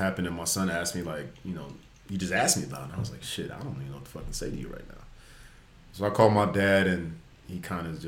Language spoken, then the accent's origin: English; Las Vegas, Nevada, United States; moved away as an adult; also born or lived in Washington State; now in Los Angeles, United States; Born and raised in Vegas